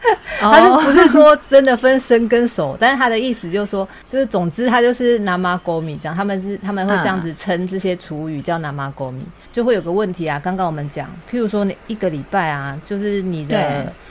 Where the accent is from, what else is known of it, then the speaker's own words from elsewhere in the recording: Taiwan; now in Japan; 因为我们台湾人的话，我们是自己要跑，然后去丢垃圾。